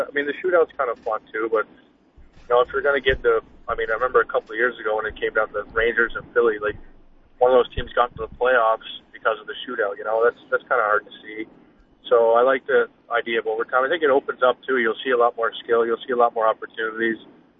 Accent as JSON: {"language": "English", "region": "Newfoundland and Labrador", "country": "Canada", "tie": "born or raised there", "said": "I grew up right in the city and went to school there, and it was just fun growing up in Newfoundland."}